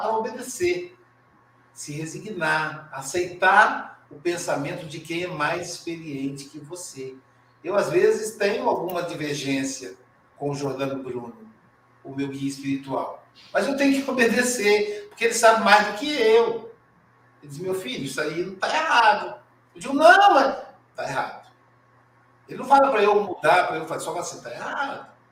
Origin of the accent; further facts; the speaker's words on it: Muriaé, Minas Gerais, Brazil; Muriaé é minha terra natal